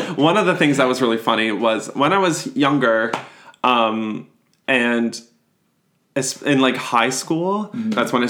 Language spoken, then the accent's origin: English; Boularderie Island, Nova Scotia, Canada; So I went to school in Sydney Mines, North Sydney area.